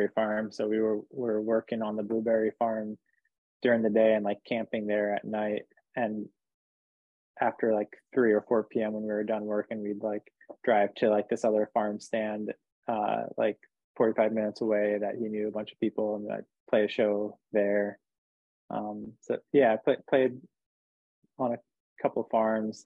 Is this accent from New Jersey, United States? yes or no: yes; New Jersey, United States; also born or lived in New Hampshire; now in New York, United States; I'm from New Hampshire, but I'm really from New Jersey